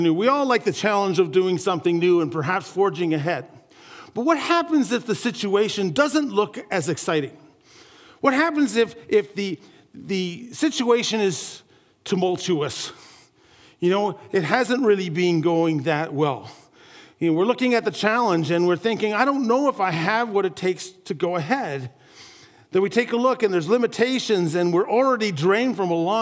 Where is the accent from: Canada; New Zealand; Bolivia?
Canada; St. Catharines, Ontario; my hometown where there was a great big, it's called the Garden City Skyway. I come from St. Catharines, Ontario area